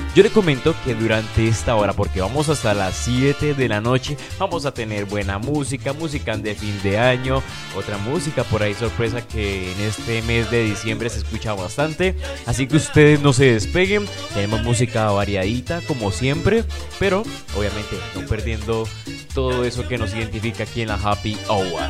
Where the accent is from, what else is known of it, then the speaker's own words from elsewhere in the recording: Cali, Valle del Cauca, Colombia; aquí estamos de locales